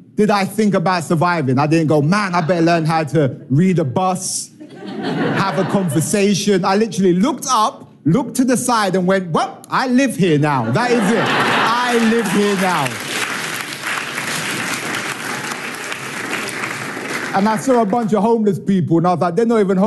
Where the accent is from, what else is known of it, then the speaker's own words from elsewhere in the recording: England, United Kingdom; I am from England, and I know I'm not the guy off the brochure, but I am. From England